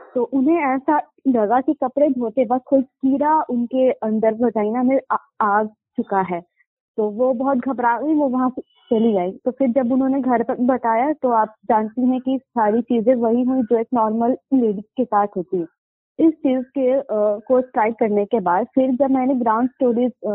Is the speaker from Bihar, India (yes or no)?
yes; Muzaffarpur, Bihar, India; मैं मुजफ्फरपुर बिहार से हूँ